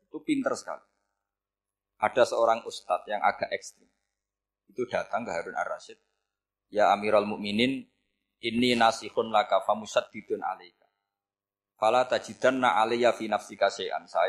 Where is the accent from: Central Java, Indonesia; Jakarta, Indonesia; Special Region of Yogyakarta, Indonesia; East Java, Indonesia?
Central Java, Indonesia; Rembang; saya orang Rembang. Hidup di Jogja ya manfaat, di Jember ya manfaat di mana-mana.